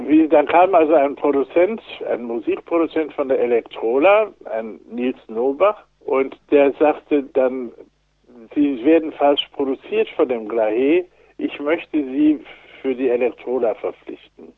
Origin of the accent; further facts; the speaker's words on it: Wuppertal, North Rhine-Westphalia, Germany; also born or lived in Marburg; ich stamme ja aus Wuppertal.